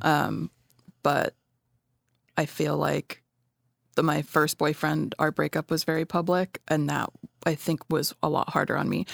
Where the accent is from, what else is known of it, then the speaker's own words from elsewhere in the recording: Southern California, United States; also born or lived in Denver, Colorado; now in San Francisco Bay Area, United States; I was born there, and then when I was seven, we moved back to California. So, I grew up in Southern California.